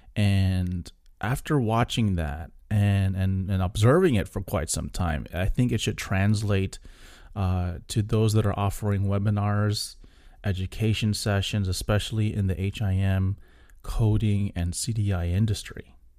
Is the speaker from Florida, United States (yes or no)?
yes; South Florida, United States; coming from South Florida